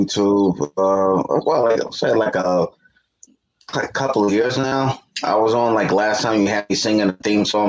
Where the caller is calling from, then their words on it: New York City, New York, United States; NYC, New York.